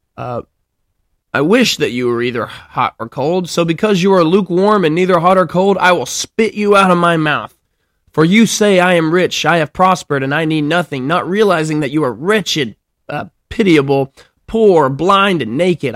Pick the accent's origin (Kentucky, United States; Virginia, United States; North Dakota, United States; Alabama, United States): Alabama, United States; moved away; I'm from Alabama